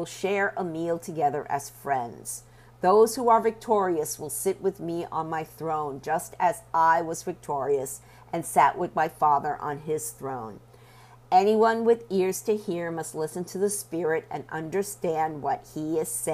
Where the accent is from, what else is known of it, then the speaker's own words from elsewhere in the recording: Puerto Rico; I was born in Puerto Rico and raised Catholic